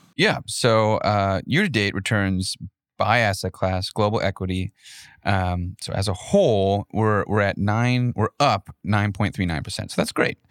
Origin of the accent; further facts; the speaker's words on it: Minnesota, United States; moved away; I grew up in Minnesota